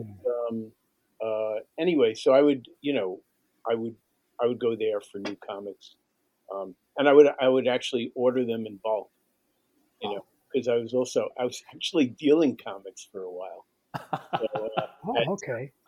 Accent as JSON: {"language": "English", "town": "New York City", "region": "New York", "country": "United States", "tie": "born or raised there", "also_born_or_lived": "Bronx"}